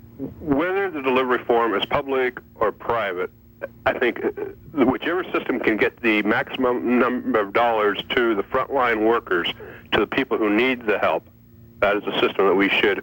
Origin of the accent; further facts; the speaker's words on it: Ingersoll, Ontario, Canada; my hometown of Ingersoll